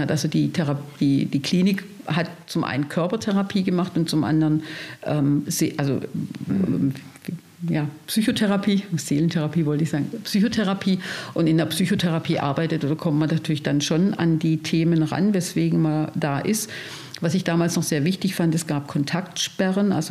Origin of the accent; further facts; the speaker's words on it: Stuttgart, Baden-Württemberg, Germany; ich komme aus Stuttgart, und habe ich mir dann gleich in dem Raum eine Gruppe gesucht